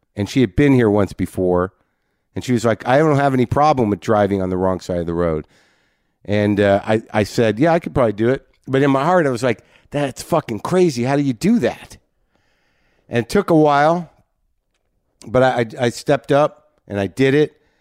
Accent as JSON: {"language": "English", "country": "United States", "moved": "yes", "said": "me being an American"}